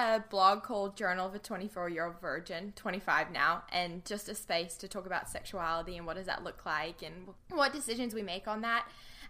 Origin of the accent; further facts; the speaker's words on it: New Zealand; moved away as an adult; now in Los Angeles, United States; I am a public speaker, but you're going to quickly detect an accent because I am from New Zealand. So I grew up on a farm there. We had horses and sheep and cows. It was so much fun. But I moved to LA 2.5 years ago